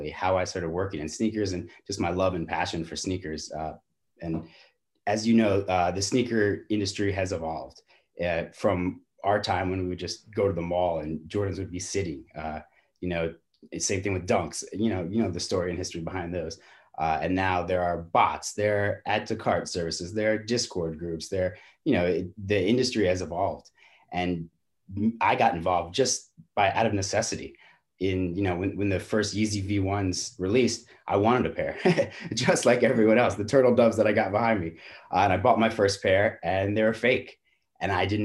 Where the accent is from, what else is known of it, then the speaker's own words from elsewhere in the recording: New York, United States; I grew up in New York